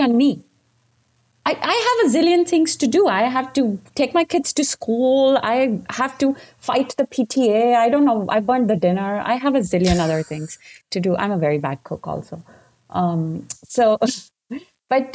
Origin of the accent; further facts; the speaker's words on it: India; moved away; when I grew up in India and I became a constitutional lawyer